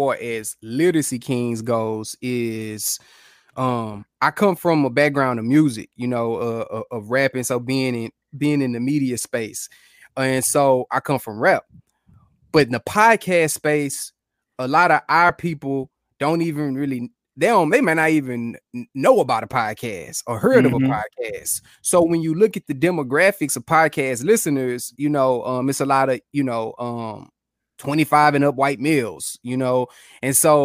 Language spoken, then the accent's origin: English; Houston, Texas, United States; moved away as an adult; now in Kansas City, United States; born and bred in Houston